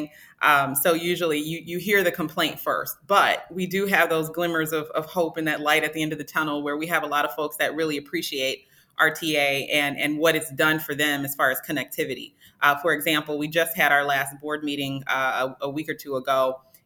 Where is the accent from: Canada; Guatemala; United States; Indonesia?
United States; Chicago, Illinois; moved away as an adult; also born or lived in Nashville / East Coast; now in Cleveland, United States; I am a Midwesterner, you know, from Chicago